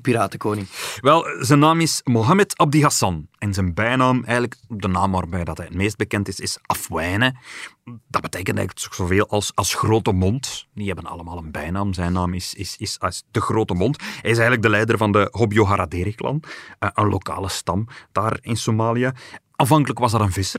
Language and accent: Dutch; Belgium